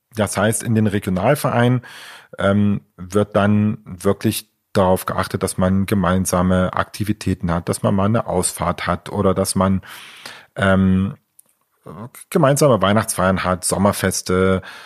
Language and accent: German; Leipzig, Saxony, Germany; also born or lived in Chemnitz (Karl-Marx-Stadt); Ich äh, bin ja ursprünglich aus der DDR, also komme aus Leipzig